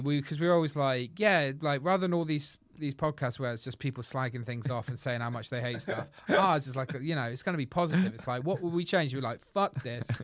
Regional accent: United Kingdom; we're British

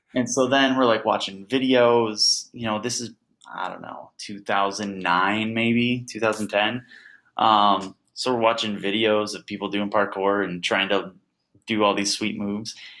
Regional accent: Crete, Illinois, United States; I grew up in Crete, Illinois

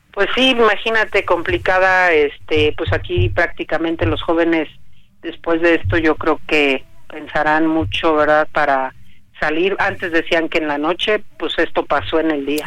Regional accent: Mexico; yo le pido como mexicana

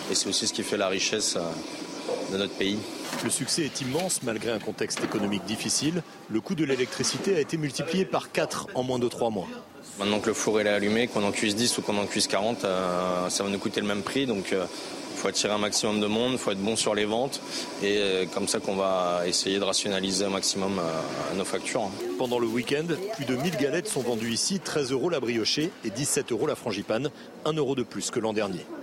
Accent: Pays de la Loire, France; Ah, je viens des Pays de la Loire, on a, pas mal de galettes briochées.

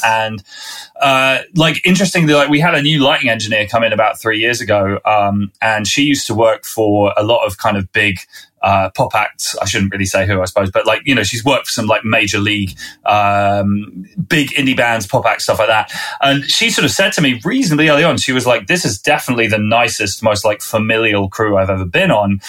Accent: Winchester, South East England, United Kingdom; accent: southerner; I'm a southerner from this country. I grew up in Winchester, which is south of London

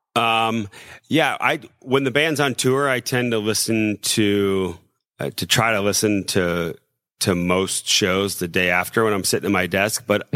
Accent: South Bend, Indiana, United States; We we come from South Bend

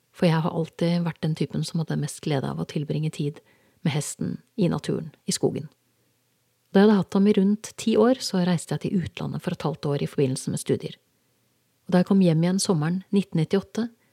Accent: Norway; moved away; Jeg var hjemme i Norge for godt

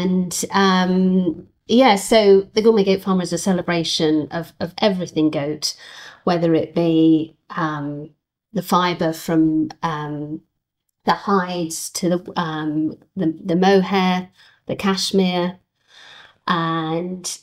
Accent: United Kingdom; our success as British farmers in farming the sheep

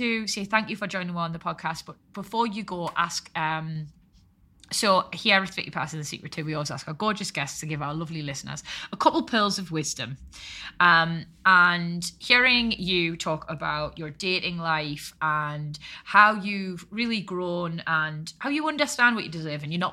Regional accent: Newcastle upon Tyne, North East England, United Kingdom; accent: Geordie; I'm down here for work, blah, blah, blah, I'm a Geordie

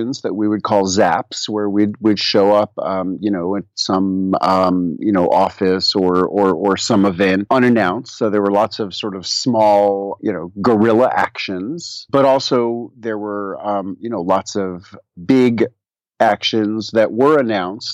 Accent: New York City, New York, United States; moved away as an adult; also born or lived in Middle Tennessee; now in Tennessee, United States; I migrated down here 25 years ago from New York City, where I grew up.

